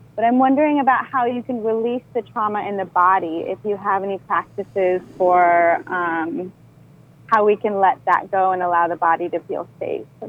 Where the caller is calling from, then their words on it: Maui, Hawaii, United States; I'm calling from Maui